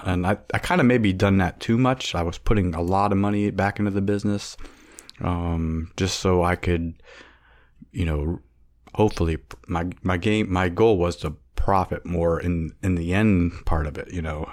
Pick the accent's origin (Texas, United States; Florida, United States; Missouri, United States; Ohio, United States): Ohio, United States; Warren; I was born in Warren, Ohio